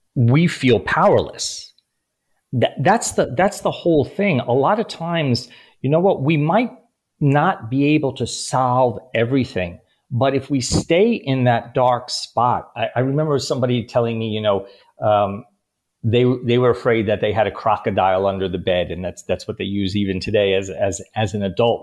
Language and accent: English; New York City, New York, United States; also born or lived in Bronx / Queens / Long Island / Upper East Side; a new york city kid grew up with an abusive alcoholic father.